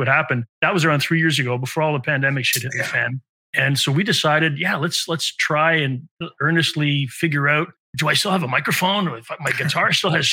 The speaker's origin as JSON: {"language": "English", "town": "Montreal", "region": "Quebec", "country": "Canada", "said": "Enzo and I are both 50-year-old musician songwriters from Montreal."}